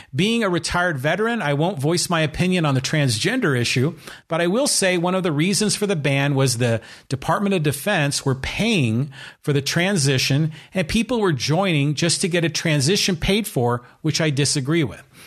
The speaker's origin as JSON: {"language": "English", "area": "San Francisco Bay Area", "region": "California", "country": "United States", "tie": "born or raised there", "said": "I grew up in the San Francisco Bay Area"}